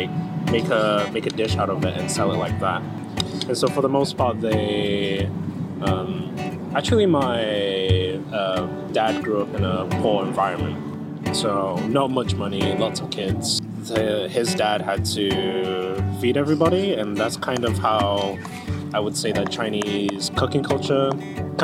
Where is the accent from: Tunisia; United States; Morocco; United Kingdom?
United Kingdom; Manchester, North West England; moved away as an adult; also born or lived in Bolton; now in London, United Kingdom; I was born in Bolton, lived there for a few years until I was like 5 or 6, and kind of grew up in Manchester actually, and yeah, studied in Manchester